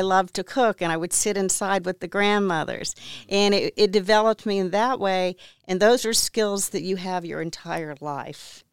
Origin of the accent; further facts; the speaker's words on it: Houston, Texas, United States; also born or lived in Ventura, California / Santa Barbara, California; I grew up mainly in Houston